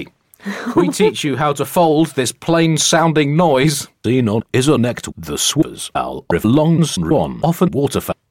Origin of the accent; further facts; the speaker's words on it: United Kingdom; speaking as a Brit